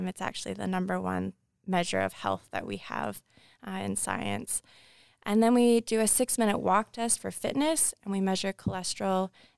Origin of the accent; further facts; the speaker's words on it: British Columbia, Canada; born there; now in Kamloops, Canada; I was born here in on Musqueam territory, but now reside on Tsikwatmekulu in Kamloops.